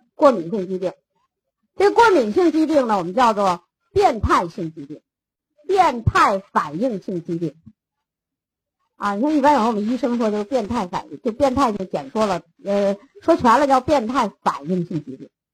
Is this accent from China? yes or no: yes; China; 咱中国人